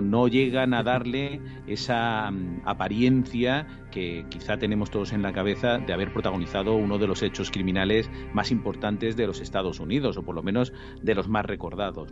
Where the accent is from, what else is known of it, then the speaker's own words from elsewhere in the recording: Spain; nosotros en España